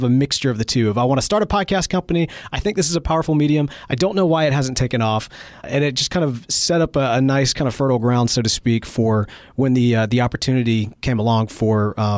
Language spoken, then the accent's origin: English; Mississippi, United States; do get a lot of criticism from time to time from Mississippians who don't think that I sound like I'm from Mississippi. My accent probably is not, as strong.